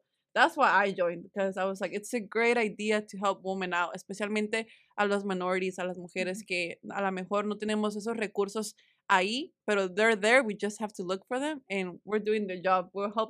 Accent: Springdale, Arkansas, United States; Oh, Irving and us, like we grew up in Springdale, like seeing it grow, it's just really nice.

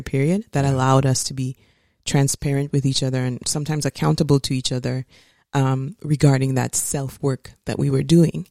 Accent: St. Lucia; I grew up in Saint Lucia.

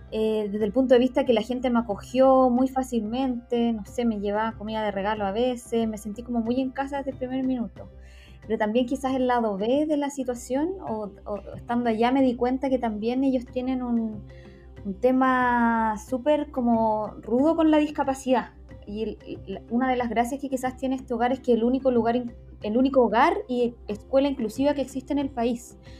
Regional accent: Temuco, Araucanía, Chile; moved away as an adult; now in Santiago, Chile; actualmente vivo en Santiago, pero soy originaria de Temuco.

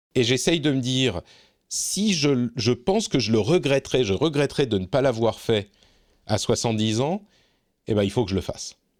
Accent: Lebanon; now in Finland; je suis né au Liban deux ans avant la guerre

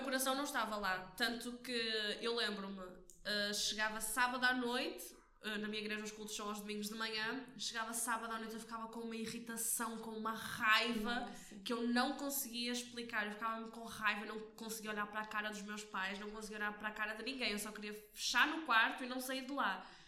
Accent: Porto, Norte, Portugal; sou daqui do Porto

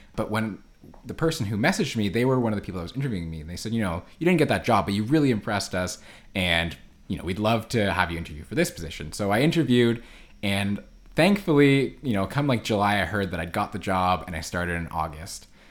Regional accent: Ottawa, Ontario, Canada; now in Vancouver, Canada; I grew up in Ottawa on the East Coast, where there's no ocean

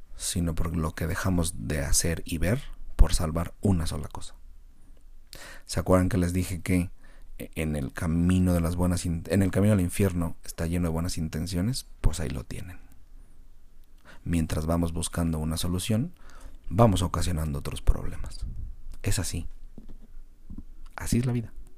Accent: Mexico; Como mexicanos

